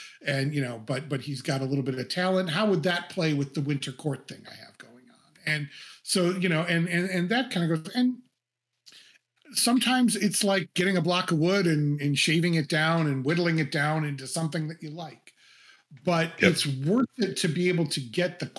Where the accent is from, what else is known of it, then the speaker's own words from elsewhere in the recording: Cleveland, Ohio, United States; it's based in Cleveland, which is my hometown